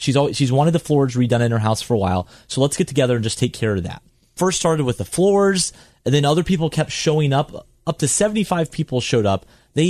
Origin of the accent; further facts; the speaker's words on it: the South, United States; I grew up in the South.